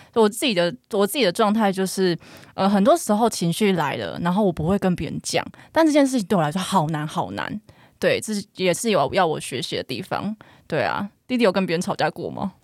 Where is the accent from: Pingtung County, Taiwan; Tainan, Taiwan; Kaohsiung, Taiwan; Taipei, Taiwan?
Kaohsiung, Taiwan; 我是高雄人，真的是高雄怂